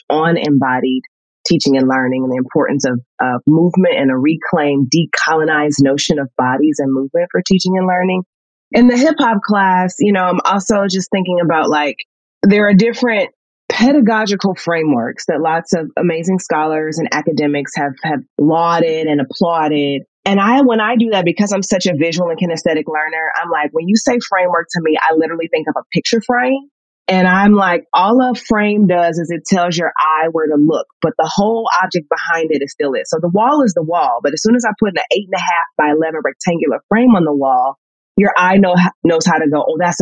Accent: St. Louis, Missouri, United States; I'm from Northside St. Louis

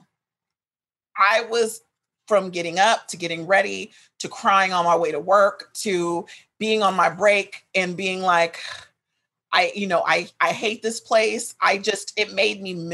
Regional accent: Sacramento, California, United States; moved away as an adult; now in Los Angeles, United States; I was raised in Sacramento, but both my parents are from here

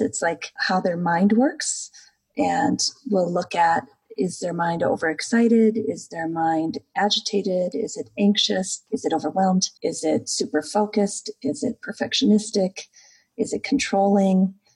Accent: Midwest, United States; I grew up in the United States in the Midwest

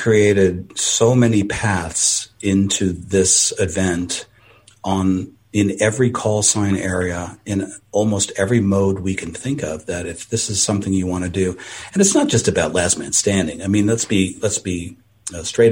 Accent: East Coast, United States; now in California, United States; I'm from the East Coast.

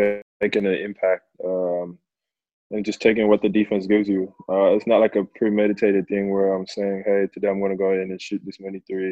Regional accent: Perth, Western Australia, Australia; now in Melbourne, Australia; I grew up in Perth, but I called Melbourne home

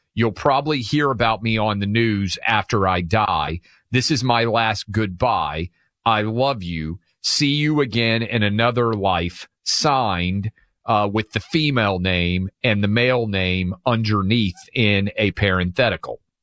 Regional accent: Tennessee, United States; in my home state of Tennessee

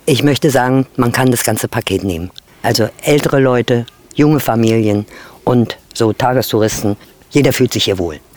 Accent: Altwarp, Mecklenburg-Vorpommern, Germany; Ich bin hier in Altwarp geboren

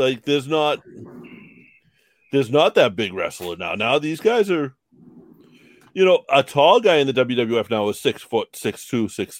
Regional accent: Boston, Massachusetts, United States; we grew up in Southie together.

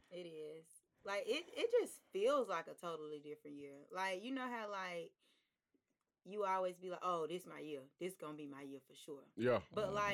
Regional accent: Birmingham, Alabama, United States; also born or lived in Trenton, New Jersey; I am a model here in Birmingham, Alabama. I was born and raised, well, I was born in Trenton, New Jersey, but, uh, you know, raised here.

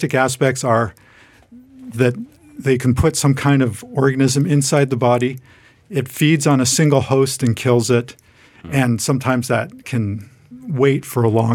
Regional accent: Toronto, Ontario, Canada; moved away; I grew up in Toronto, Canada.

